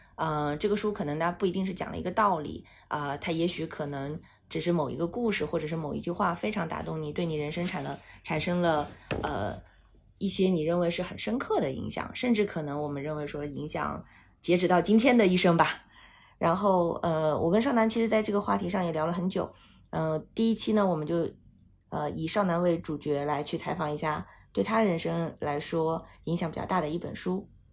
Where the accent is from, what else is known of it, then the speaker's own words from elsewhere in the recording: Northeast China, China; 我是东北人嘛